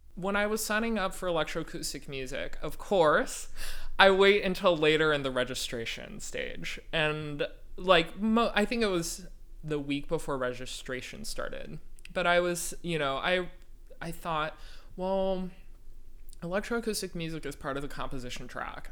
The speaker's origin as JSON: {"language": "English", "town": "Walnut Creek", "region": "California", "country": "United States", "also_born_or_lived": "Urbana-Champaign, Illinois / Houston, Texas", "moved": "as an adult", "said": "I'm from Walnut Creek, California um, which is a little town in the East Bay of San Francisco"}